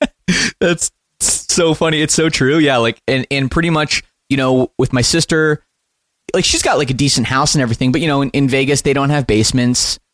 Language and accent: English; Oakville, Ontario, Canada; growing up a, a punk rock kid in you know the western west side of Toronto in Oakville